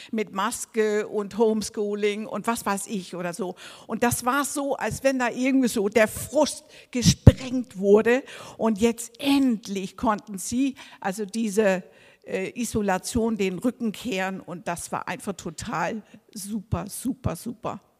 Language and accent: German; Denmark; also ich bin Dänin, ne?